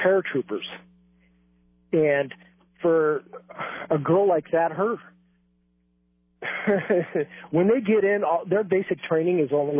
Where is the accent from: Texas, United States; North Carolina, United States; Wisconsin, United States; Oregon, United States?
Oregon, United States; Bend; I grew up in Bend, and I'm 49 years old